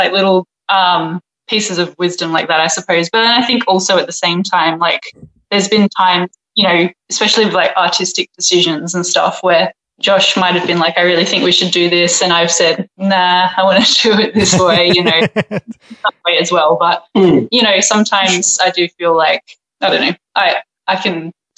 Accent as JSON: {"language": "English", "town": "Perth", "region": "Western Australia", "country": "Australia", "also_born_or_lived": "London", "moved": "yes", "lives_now": "Melbourne, Australia", "said": "I'm from Perth"}